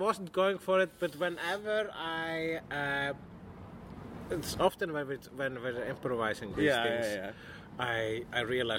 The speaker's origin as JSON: {"language": "English", "country": "Iceland", "said": "I'm Icelandic."}